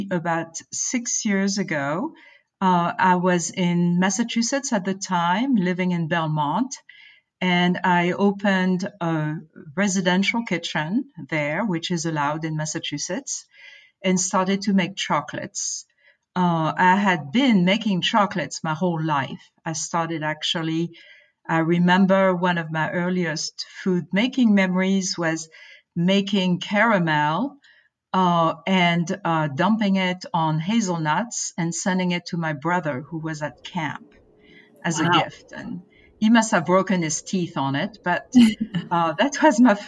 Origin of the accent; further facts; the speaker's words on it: France; moved away as an adult; also born or lived in Boston; now in United States; growing up in France